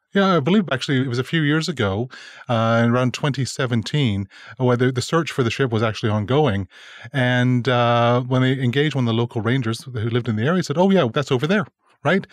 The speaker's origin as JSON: {"language": "English", "town": "Calgary", "region": "Alberta", "country": "Canada", "said": "I'm from Calgary"}